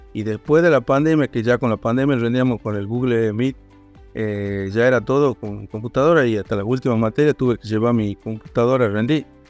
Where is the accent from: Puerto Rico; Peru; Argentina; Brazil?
Argentina; Rosario de la Frontera, Salta; also born or lived in Tucumán; soy de Rosario de la Frontera